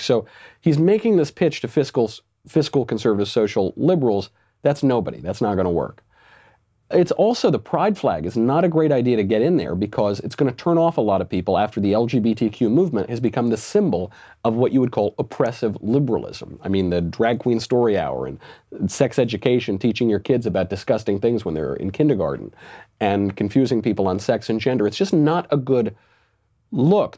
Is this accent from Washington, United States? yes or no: no; New York, United States; I'm a New Yorker. Was in New York when he was mayor.